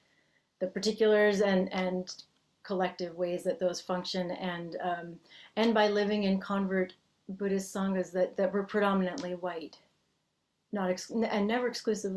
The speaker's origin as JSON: {"language": "English", "region": "Massachusetts", "country": "United States", "tie": "born or raised there", "first_language": "English", "moved": "as an adult", "lives_now": "California, United States", "said": "I grew up in the Northeast of the United States in Massachusetts, and I have spent most of my adult life in California"}